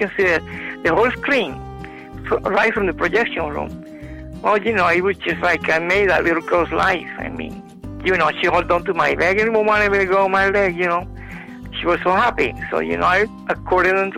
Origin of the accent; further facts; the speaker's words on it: Ponce, Puerto Rico; moved away; also born or lived in Wilmington, North Carolina; When I was a teenager, I worked in theater in Ponce, Puerto Rico